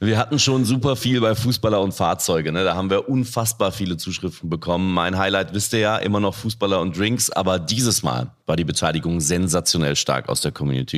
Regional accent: North Rhine-Westphalia, Germany; ich komme aus NRW

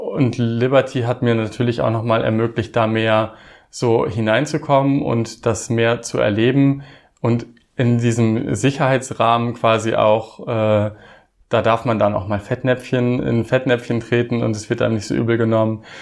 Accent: Osnabrück Land, Lower Saxony, Germany; moved away; ich komme ursprünglich aus dem Osnabrücker Land

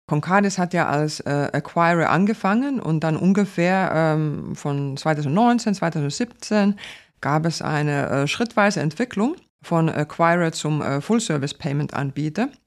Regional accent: Finland; first language Finnish; German is a second language; Ich spreche vier Sprachen. Äh, Finnisch, äh, meine Muttersprache, Deutsch, Englisch und äh, Schwedisch

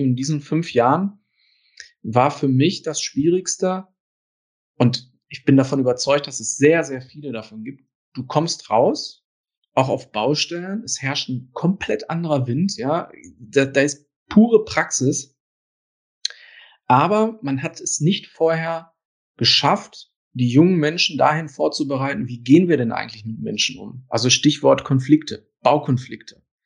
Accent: Ruhr area, North Rhine-Westphalia, Germany; das hört man vielleicht auch so ein bisschen an meinem Akzent. Ich komme direkt äh, aus dem Ruhrgebiet und ich war immer im Ruhrgebiet und bin auch hier geblieben

